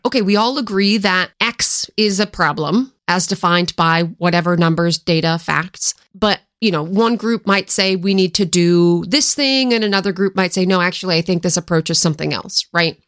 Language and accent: English; Washington, United States; moved away; also born or lived in Philadelphia; I grew up in Washington State